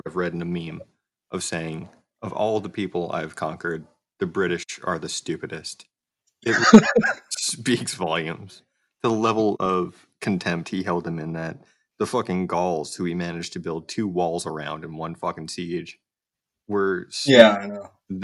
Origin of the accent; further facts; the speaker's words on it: Long Island, New York, United States; I'm just some dickhead from Long Island